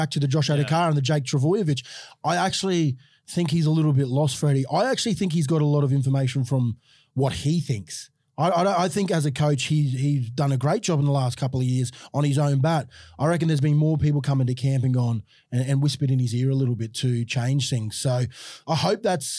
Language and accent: English; Queensland, Australia; as a Queenslander